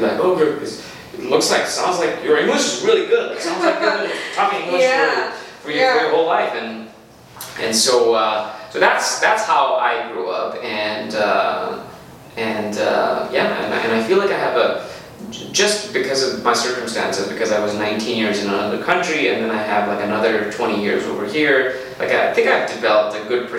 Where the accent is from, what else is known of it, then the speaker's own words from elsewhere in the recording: Pakistan; moved away as an adult; now in Las Cruces, United States; I grew up in Pakistan.